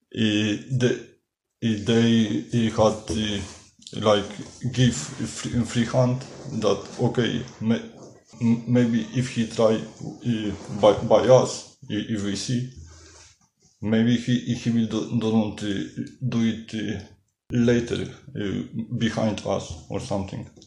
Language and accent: English; Poland; now in Amsterdam, Netherlands; Uh, I come from Poland and uh, I am living in Amsterdam.